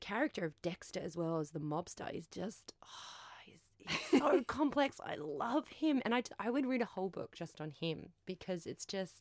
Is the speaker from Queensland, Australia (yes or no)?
yes; Queensland, Australia; I'm from Queensland